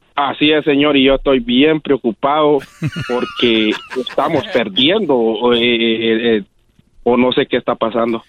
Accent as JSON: {"language": "Spanish", "town": "Quiriguá", "region": "Izabal", "country": "Guatemala", "moved": "yes", "said": "Yo soy de Quiriguá, las ruinas de Quiriguá y Zabal. Ah, Guatemala"}